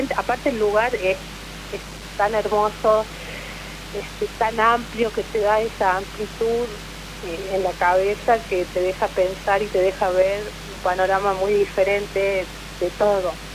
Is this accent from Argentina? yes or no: yes; La Rioja, Argentina; moved away; yo soy nacida en La Rioja